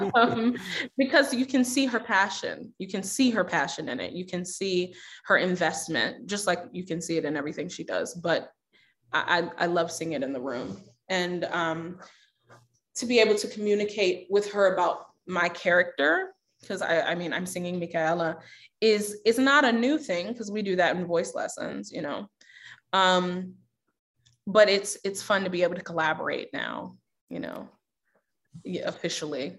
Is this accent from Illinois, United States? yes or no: no; Baltimore, Maryland, United States; also born or lived in Houston, Texas; now in Minneapolis, United States; I grew up in Baltimore